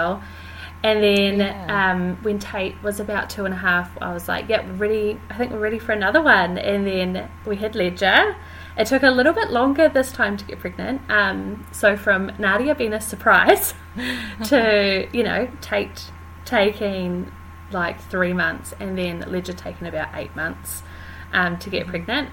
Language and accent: English; Wellington, New Zealand; I'm born and bred in Wellington